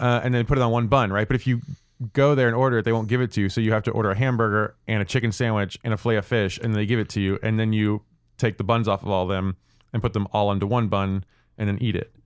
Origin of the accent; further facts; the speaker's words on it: St. Louis, Missouri, United States; I grew up in Saint Louis